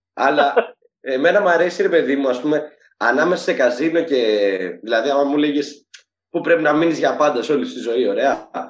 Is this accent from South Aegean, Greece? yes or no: yes; Syros, South Aegean, Greece; είμαι από τη Σύρο και είναι και ο μπαμπά μου από τη Σύρο